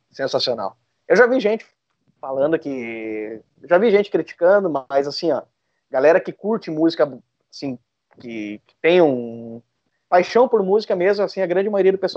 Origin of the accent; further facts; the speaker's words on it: Sapiranga, Rio Grande do Sul, Brazil; eu sou de Sapiranga